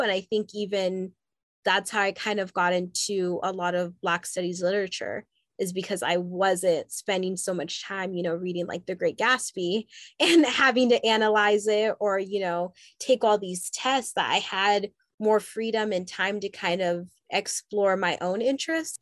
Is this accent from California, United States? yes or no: yes; Southern California, United States; also born or lived in Haiti; I w- have grown up and lived for most of my life in Southern California.